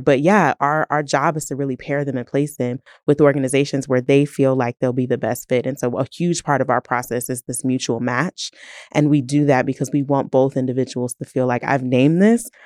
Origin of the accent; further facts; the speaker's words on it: Canton, Ohio, United States; moved away as an adult; also born or lived in Toledo, Ohio; now in Tulsa, United States; I am originally from Canton, Ohio, um, home of the Hall of Fame